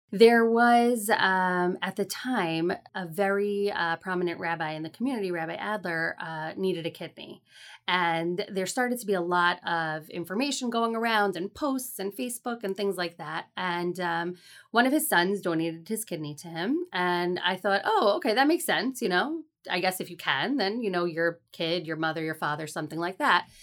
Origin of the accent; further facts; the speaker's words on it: Fair Lawn, New Jersey, United States; also born or lived in Teaneck, New Jersey; I grew up in Fairlawn, New Jersey